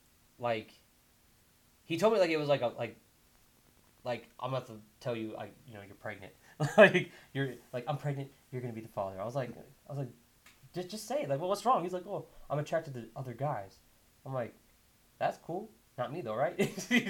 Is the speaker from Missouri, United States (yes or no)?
no; Hawaii, United States; moved away; also born or lived in California; "Where'd you grow up?" I'm like, "In Hawaii."